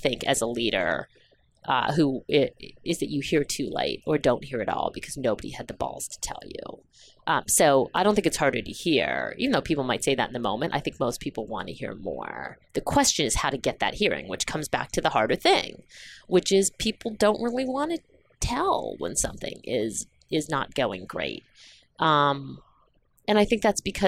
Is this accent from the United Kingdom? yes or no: no; St. Catharines, Ontario, Canada; also born or lived in Dar es Salaam, Tanzania; I grew up in Canada, in Ontario, in southern Ontario, in a very small town called St. Catharines